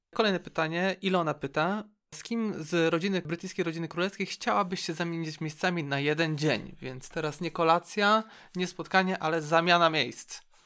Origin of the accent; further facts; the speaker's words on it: Szczecin, West Pomeranian Voivodeship, Poland; Też jestem ze Szczecina